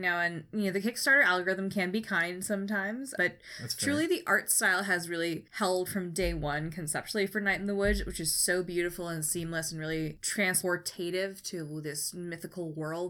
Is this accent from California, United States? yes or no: yes; East Bay, Northern California, United States; I grew up in the East Bay, which is not a small town.